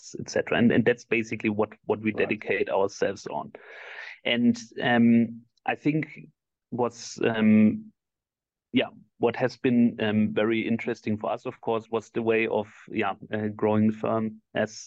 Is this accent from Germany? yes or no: yes; Germany; also born or lived in Argentina / Dublin / Barcelona / Switzerland; I was born and raised in Germany.